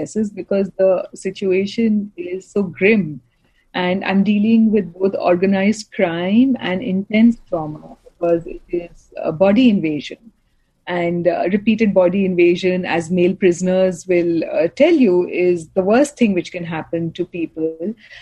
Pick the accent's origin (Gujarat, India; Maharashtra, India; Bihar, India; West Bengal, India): West Bengal, India; Kolkata; I'm from India, from Calcutta